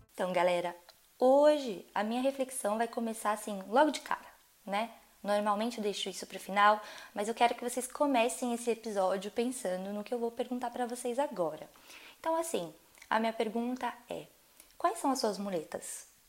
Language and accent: Portuguese; Brazil; moved away as an adult; now in France; sou brasileira